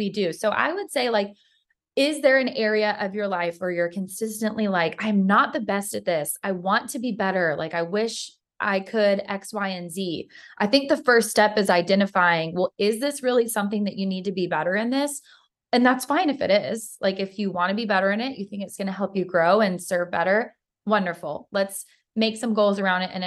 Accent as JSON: {"language": "English", "region": "Georgia", "country": "United States", "said": "I'm from Georgia"}